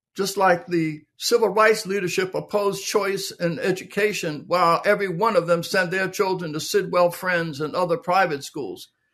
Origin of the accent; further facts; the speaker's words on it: Philadelphia, Pennsylvania, United States; I was born in Philadelphia, Pennsylvania, in the middle of the Depression, um, low-income, blue-collar neighborhood